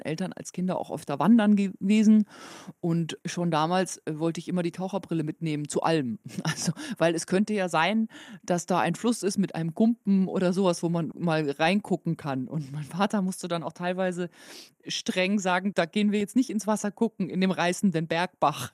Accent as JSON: {"language": "German", "area": "Walchensee area", "region": "Bavaria", "country": "Germany", "tie": "born or raised there", "said": "Das ist auch die Gegend, wo ich herkomme. Also ich bin so in einem kleinen Dorf aufgewachsen"}